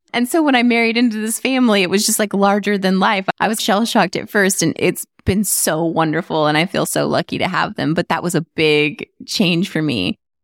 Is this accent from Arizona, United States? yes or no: yes; Arizona, United States; moved away as an adult; also born or lived in California; I grew up in Arizona